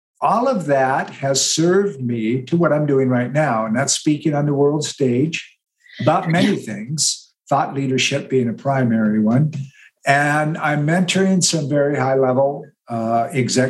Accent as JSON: {"language": "English", "region": "Western Montana", "country": "United States", "tie": "born or raised there", "said": "I was born in Western Montana and raised in the Rocky Mountains, mountain boy"}